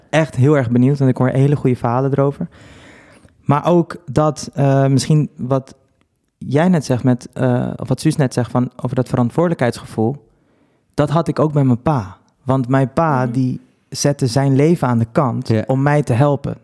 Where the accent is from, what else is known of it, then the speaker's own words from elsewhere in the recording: Netherlands; also born or lived in Dominican Republic; ik ben dus soort van hier opgevoed, opgegroeid en daar heb ik ook een jaartje gewoond. Maar ik voel me wel een Nederlander